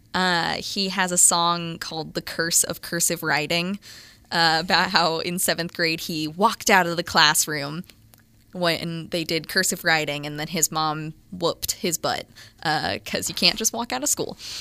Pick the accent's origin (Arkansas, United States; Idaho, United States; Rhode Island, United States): Arkansas, United States; Little Rock; I'm from Little Rock, Arkansas